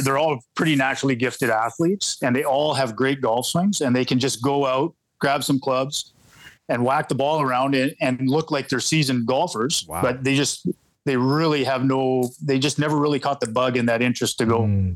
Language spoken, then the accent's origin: English; Winnipeg, Manitoba, Canada; now in Falcon Lake, Canada; I grew up in Fort Richmond.